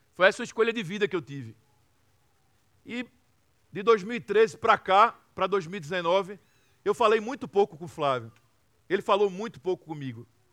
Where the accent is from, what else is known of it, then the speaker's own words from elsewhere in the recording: Recife, Pernambuco, Brazil; uma cidade chamada Recife, que é de onde eu venho e é de onde eu sempre vou voltar